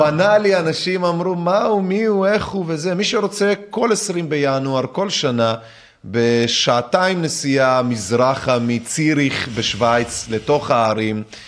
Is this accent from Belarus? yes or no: yes; Minsk, Belarus; moved away; נולדתי במינסק בלארוס